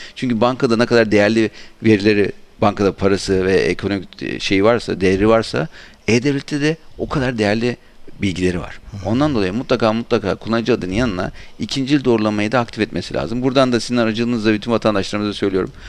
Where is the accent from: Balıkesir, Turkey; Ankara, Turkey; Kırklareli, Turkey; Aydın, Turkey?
Aydın, Turkey; Ben Aydınlıyım esasında.